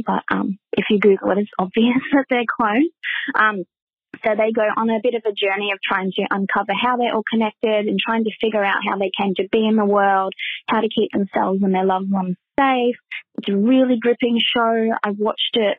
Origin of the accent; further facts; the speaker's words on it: Melbourne, Victoria, Australia; accent: Australian; my Australian accent